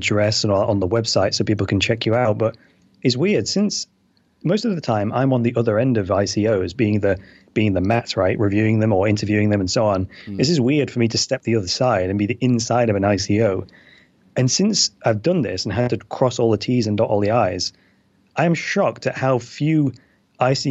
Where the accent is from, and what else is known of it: United Kingdom